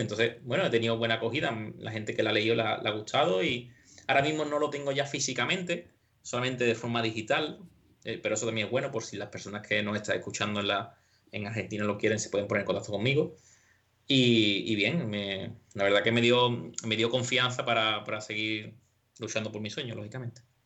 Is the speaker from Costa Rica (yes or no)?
no; San José de la Rinconada, Andalusia, Spain; de mi pueblo, de Rinconada, de San José